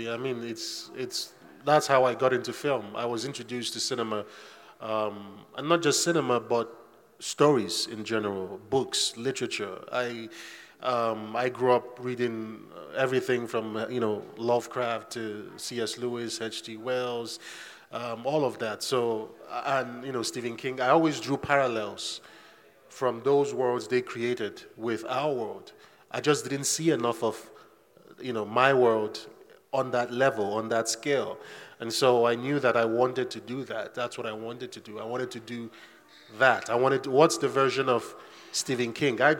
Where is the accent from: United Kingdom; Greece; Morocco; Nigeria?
Nigeria; growing up in Nigeria, you you are so hyper aware of the supernatural